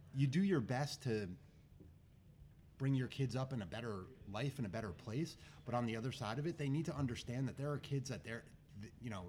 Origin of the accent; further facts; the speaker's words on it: Wyckoff, New Jersey, United States; also born or lived in Bethlehem, Pennsylvania; when I grew up in Wyckoff, the proximity to Patterson is 10 minutes down the road